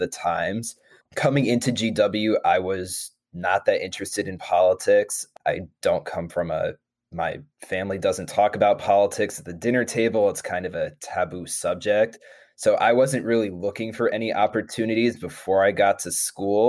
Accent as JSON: {"language": "English", "town": "Clifton Park", "region": "New York", "country": "United States", "moved": "as an adult", "lives_now": "Washington, D.C., United States", "said": "I'm originally from Clifton Park, New York"}